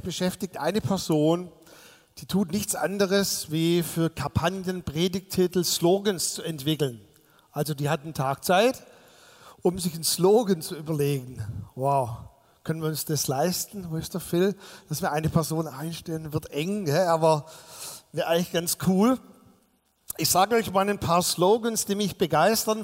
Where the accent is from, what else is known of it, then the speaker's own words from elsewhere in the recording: Swabia, Baden-Württemberg, Germany; ich bin als Schwabe